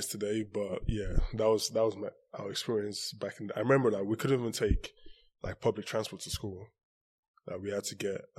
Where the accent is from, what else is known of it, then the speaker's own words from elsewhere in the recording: Nigeria; also born or lived in Saudi Arabia / Loughborough; now in Houston, United States; I was born in Nigeria, born and partly raised in Nigeria